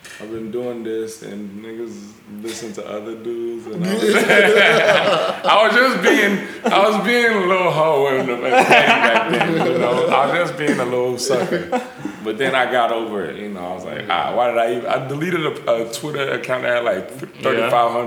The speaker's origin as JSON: {"language": "English", "country": "United States", "tie": "born or raised there", "said": "I was born in America"}